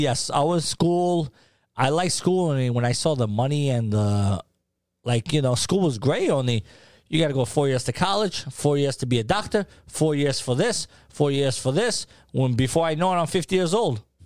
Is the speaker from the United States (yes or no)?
yes; New York City, New York, United States; also born or lived in Peja, Kosovo; now in Tampa, United States; I grew up in Harlem